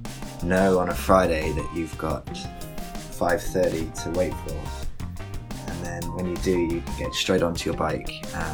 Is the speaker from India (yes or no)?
no; United Kingdom; now in Brooklyn, United States; I'm originally from the UK. Everyone else from the UK also now lives in Williamsburg in Brooklyn, apparently.